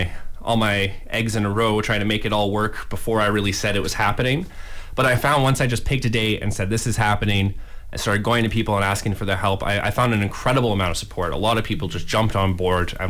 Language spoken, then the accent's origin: English; London, Ontario, Canada; I'm from London